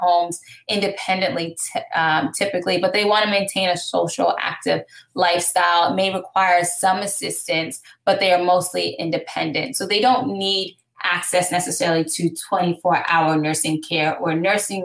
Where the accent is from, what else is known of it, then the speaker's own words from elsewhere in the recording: Gaithersburg, Maryland, United States; now in New York City, United States; I'm actually from Gaithersburg, Maryland. So Montgomery.